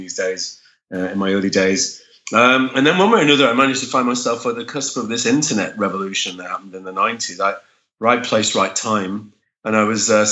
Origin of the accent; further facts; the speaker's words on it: Germany; I was born in West Germany.